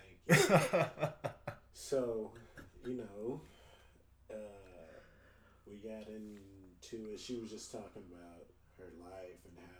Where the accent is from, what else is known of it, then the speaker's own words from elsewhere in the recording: Chicago, Illinois, United States; because I guess I said I was from Chicago, I go up there sometimes